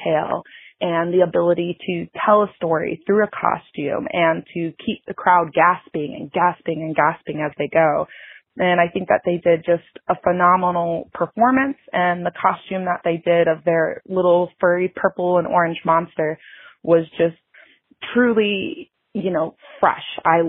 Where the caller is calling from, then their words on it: St. Louis, Missouri, United States; I'm calling from St. Louis, Missouri.